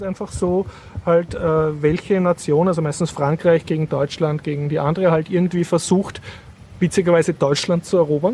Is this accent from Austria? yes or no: yes; Austria; als Österreicher